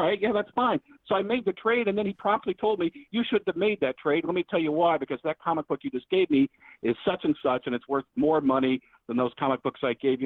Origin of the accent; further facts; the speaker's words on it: Dallas, Texas, United States; now in Toledo, United States; I was born in Dallas